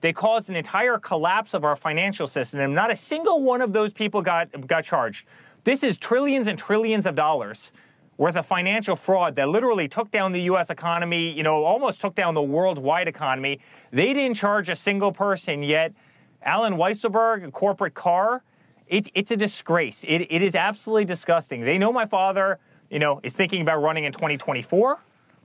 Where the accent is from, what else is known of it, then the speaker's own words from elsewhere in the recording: New York City, New York, United States; moved away; I'm a New Yorker